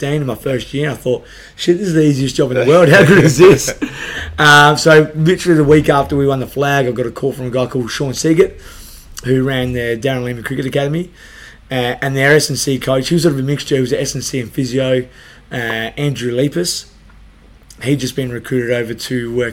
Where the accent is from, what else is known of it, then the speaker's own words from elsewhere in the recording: Adelaide, South Australia, Australia; I grew up in Salisbury